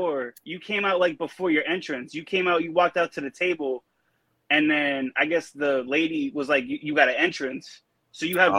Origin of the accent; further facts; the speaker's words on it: Wilkes-Barre, Pennsylvania, United States; I'm from Pennsylvania. I'm from Wilkes-Barre.